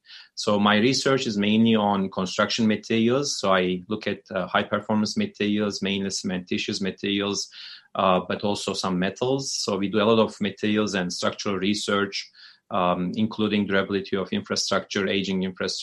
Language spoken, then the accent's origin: English; Turkey; moved away as an adult; also born or lived in Illinois / Houston; now in United States; I was born and raised in Turkey